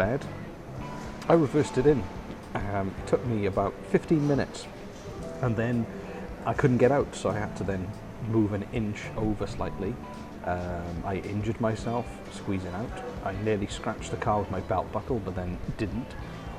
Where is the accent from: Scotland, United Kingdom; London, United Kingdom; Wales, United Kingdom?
Wales, United Kingdom; I come from Wales.